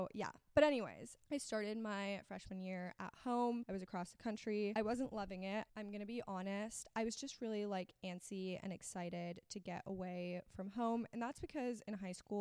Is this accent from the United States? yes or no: yes; Miami, Florida, United States; also born or lived in Austin, Texas; I am from Miami, Florida. I grew up here, but I actually was born in Austin, Texas